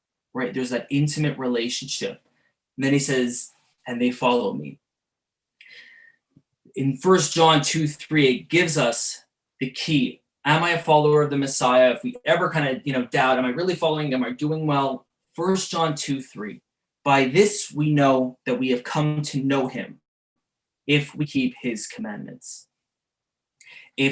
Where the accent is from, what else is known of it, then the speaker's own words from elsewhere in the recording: Montreal, Quebec, Canada; growing up in the Jewish suburbs of Montreal